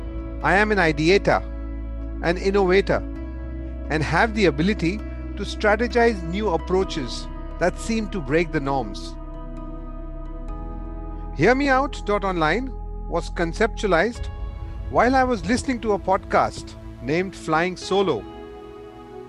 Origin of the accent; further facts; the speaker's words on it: Mumbai, Maharashtra, India; moved away as an adult; also born or lived in Dubai, United Arab Emirates; now in Australia; I was born and I was brought up in Mumbai, in India.